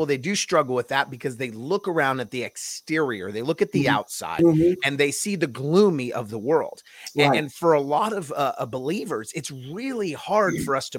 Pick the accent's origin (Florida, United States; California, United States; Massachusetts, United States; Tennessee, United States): California, United States; moved away; I was born and raised in California and I moved away from there